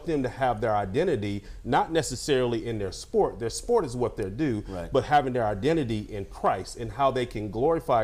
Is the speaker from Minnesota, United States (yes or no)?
no; Lockhart, Texas, United States; I'm from Lockhart, Texas